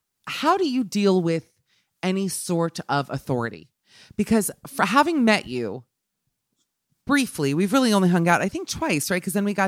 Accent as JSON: {"language": "English", "country": "United Kingdom", "said": "Like I'm a British person."}